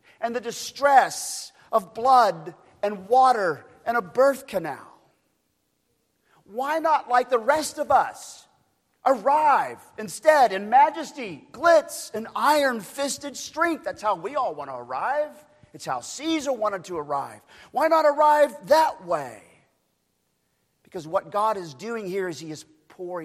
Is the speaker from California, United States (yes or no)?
no; Oklahoma, United States; moved away; I'm from Oklahoma